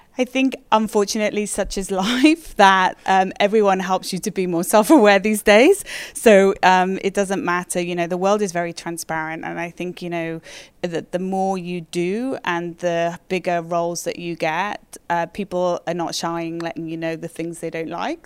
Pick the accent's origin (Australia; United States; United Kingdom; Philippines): United Kingdom; moved away as an adult; also born or lived in London, United Kingdom; now in Toronto, Canada; being a Brit